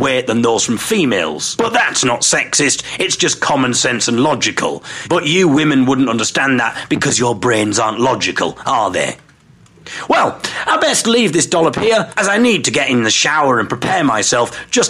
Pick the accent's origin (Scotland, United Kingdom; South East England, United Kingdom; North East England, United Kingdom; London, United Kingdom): North East England, United Kingdom; Teesside; we were from Teesside